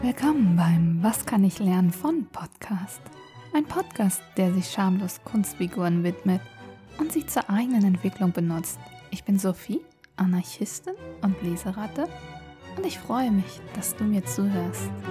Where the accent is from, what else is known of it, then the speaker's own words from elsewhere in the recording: Berlin, Germany; also ich bin in Berlin groß geworden